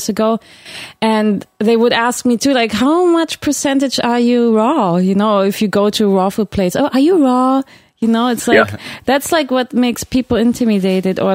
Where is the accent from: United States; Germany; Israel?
Germany; now in Canada; I grew up in Germany, but, like, I've been living here for some years now.